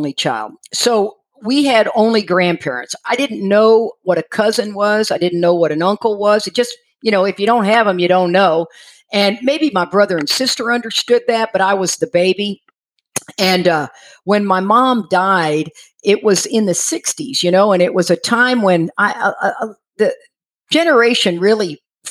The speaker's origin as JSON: {"language": "English", "town": "Houston", "region": "Texas", "country": "United States", "tie": "born or raised there", "also_born_or_lived": "Freeport, Texas", "said": "I grew up in Houston and down in Freeport, Texas, down by the coast, Surfside, San Luis Pass, that area."}